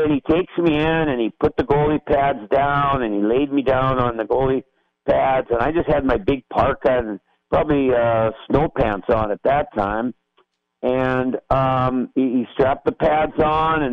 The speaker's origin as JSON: {"language": "English", "region": "Saskatchewan", "country": "Canada", "tie": "born or raised there", "also_born_or_lived": "Moose Jaw, Saskatchewan", "moved": "yes", "said": "I grew up in Saskatchewan, which is north of Montana, and it's very cold and flat"}